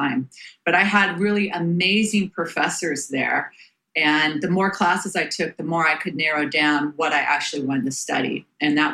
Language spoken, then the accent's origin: English; Bay Area, California, United States; I was born and raised in the Bay Area